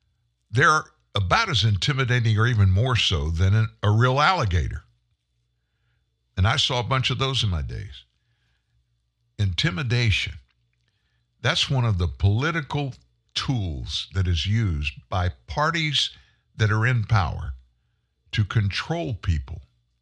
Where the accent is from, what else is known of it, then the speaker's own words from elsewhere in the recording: South Louisiana, United States; I grew up in South Louisiana, and I spent a lot of time in swamps.